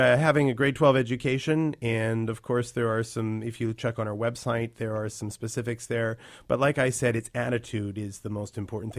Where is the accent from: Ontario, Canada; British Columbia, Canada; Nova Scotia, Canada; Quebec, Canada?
British Columbia, Canada; North Vancouver; I grew up in North Van in Lynn Valley.